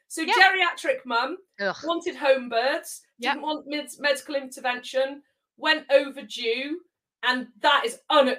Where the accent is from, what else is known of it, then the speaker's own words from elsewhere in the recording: Zimbabwe; born there; And I was born in Zimbabwe. I've been back to Africa.